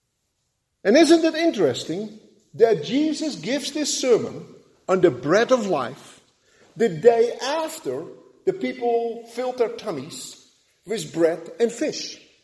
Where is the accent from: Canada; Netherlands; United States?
Netherlands; moved away; Growing up in Holland